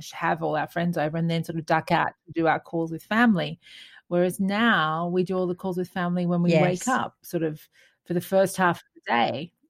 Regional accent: New South Wales, Australia; been at home with family, having seafood, because, of course, we are from New South Wales.

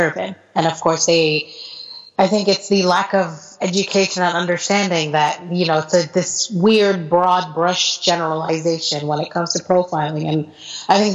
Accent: United States; moved away as an adult; now in Qatar; I'm an American

